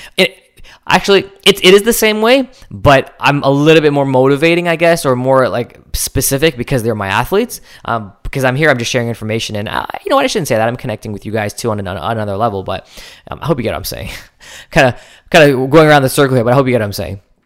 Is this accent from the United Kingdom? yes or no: no; Canada; I'm Canadian